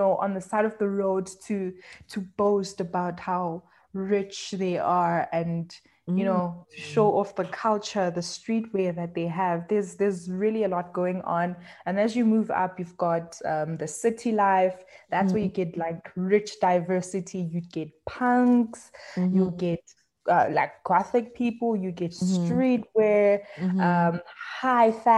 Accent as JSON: {"language": "English", "town": "Johannesburg", "region": "Gauteng", "country": "South Africa", "tie": "born or raised there", "said": "I was born and bred in Johannesburg."}